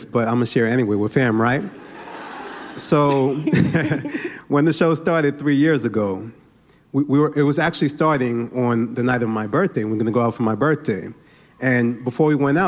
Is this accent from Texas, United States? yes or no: no; New York City, New York, United States; I'm Nigerian. I'm from Brooklyn, New York.